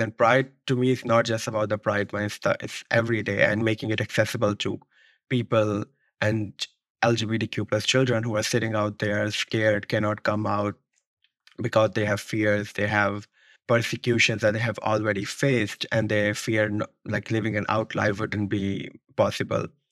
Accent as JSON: {"language": "English", "town": "Rawalpindi", "region": "Punjab", "country": "Pakistan", "tie": "born or raised there", "moved": "as an adult", "lives_now": "New York, United States", "said": "I grew up in Rawalpindi, Pakistan."}